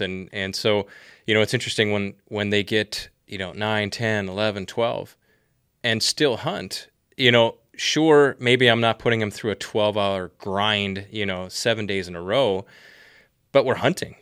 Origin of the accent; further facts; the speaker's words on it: Wisconsin, United States; moved away; I'm a Midwestern boy myself, born and raised in Wisconsin